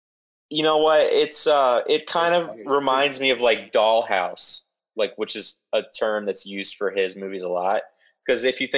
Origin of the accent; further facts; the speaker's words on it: Ohio, United States; so we grew up in Ohio.